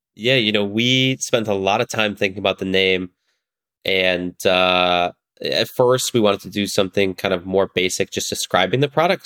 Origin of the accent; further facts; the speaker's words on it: northern suburbs of Chicago, Illinois, United States; I grew up in the northern suburbs of Chicago